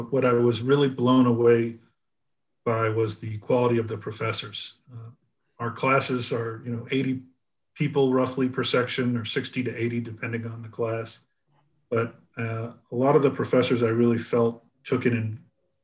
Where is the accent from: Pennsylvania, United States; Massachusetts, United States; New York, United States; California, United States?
Massachusetts, United States; Newton; also born or lived in Boston; I'm originally from Boston and grew up in Newton, Massachusetts.